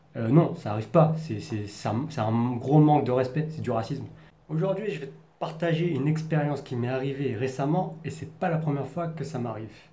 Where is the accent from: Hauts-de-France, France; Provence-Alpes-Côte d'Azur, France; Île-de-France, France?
Île-de-France, France; Paris region; accent: parisien; moved away as an adult; now in Taiwan; je suis né et je et j'ai grandi en France, donc en région parisienne